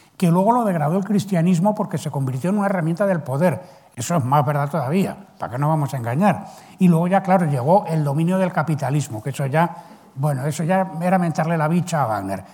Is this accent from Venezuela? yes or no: no; Spain